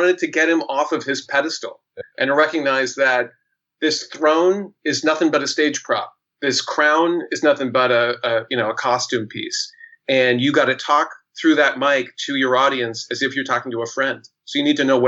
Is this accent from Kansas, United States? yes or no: no; Portland, Oregon, United States; also born or lived in San Diego / Manhattan; now in New York, United States; I'm originally from Portland, Oregon.